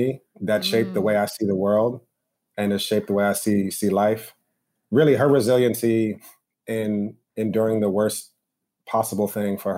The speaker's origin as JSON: {"language": "English", "area": "Westchester", "region": "New York", "country": "United States", "tie": "born or raised there", "lives_now": "Harlem, New York, United States", "said": "I grew up in Westchester, so about 25 minutes outside"}